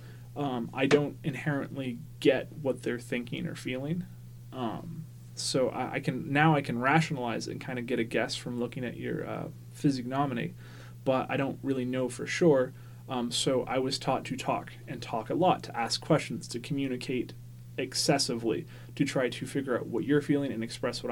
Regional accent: Maine, United States; also born or lived in Tacoma, Washington / Tennessee / Texas; I grew up in Maine from 6 on, so it's 22 years in Maine.

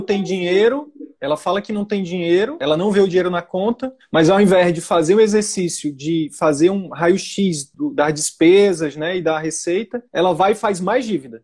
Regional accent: Piauí, Brazil; now in Manaus, Brazil; eu tinha imóveis no Piauí, que é a minha terra natal

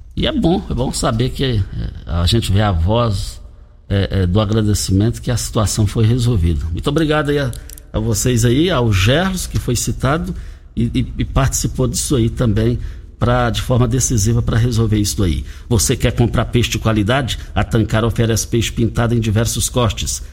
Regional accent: Brazil; fomos criados ali no Parque Bandeirantes

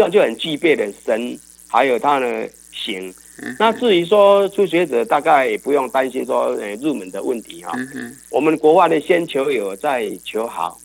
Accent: Yilan County, Taiwan; 我想我们大概东方人啊，尤其是我们宜兰人

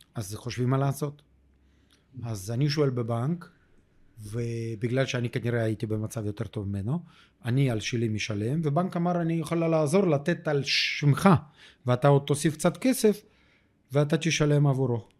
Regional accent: Ukraine; Hebrew is a second language; moved away as an adult; now in Israel; אני עולה קדש מאוקראינה

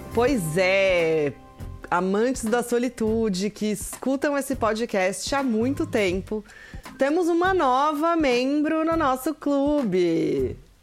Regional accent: Brazil; moved away as an adult; faz exatamente dois meses que eu saí do Brasil

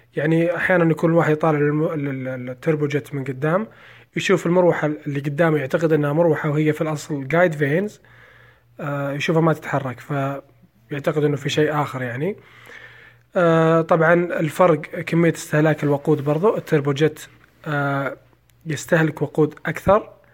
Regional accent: Saudi Arabia; عندنا في السعودية

